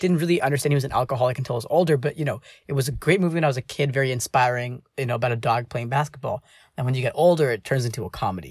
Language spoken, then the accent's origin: English; United States; as Indian American, like, uh, as a child of two immigrants